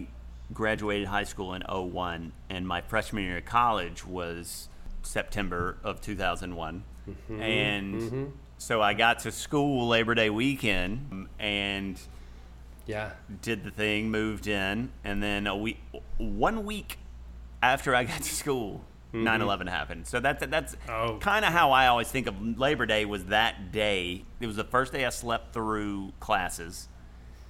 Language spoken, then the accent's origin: English; Mississippi, United States; moved away; also born or lived in Boston; I'm from Mississippi